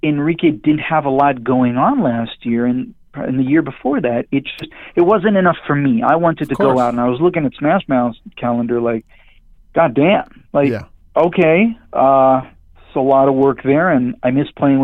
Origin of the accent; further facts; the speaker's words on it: Israel; English is a second language; moved away as an adult; now in Los Angeles, United States; born and raised in Israel. Left when I was 23